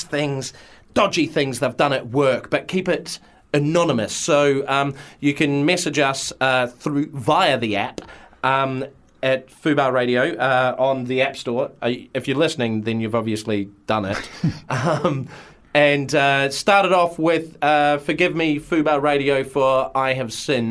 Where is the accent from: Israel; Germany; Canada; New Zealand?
New Zealand; moved away; I'm back home